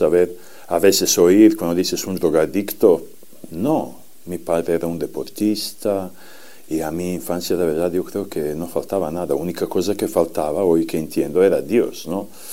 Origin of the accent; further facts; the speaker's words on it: Serbia; Spanish is a second language; moved away; soy de Serbia